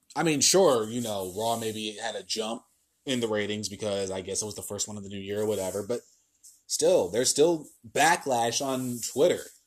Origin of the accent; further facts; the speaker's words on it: New Jersey, United States; in New Jersey, in my home state, in my home state personally